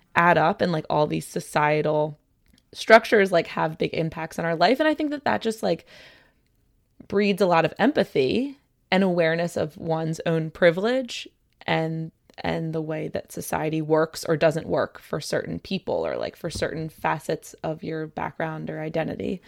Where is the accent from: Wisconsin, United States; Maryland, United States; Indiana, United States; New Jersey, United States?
Maryland, United States; suburb between Baltimore and Annapolis; moved away; I'm from Maryland. I grew up in a suburb between Baltimore yep. and Annapolis